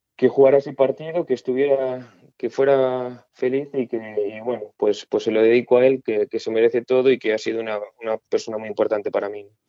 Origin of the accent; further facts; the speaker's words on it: Baños de Molgas, Galicia, Spain; moved away; estoy muy orgulloso de ser de Baños de Mono, ¿no? Al final he crecido ahí